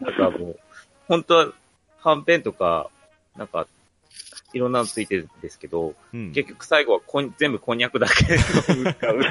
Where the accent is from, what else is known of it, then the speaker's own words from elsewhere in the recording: Hokkaido, Japan; うちの地元は1週間ぐらいしか入れない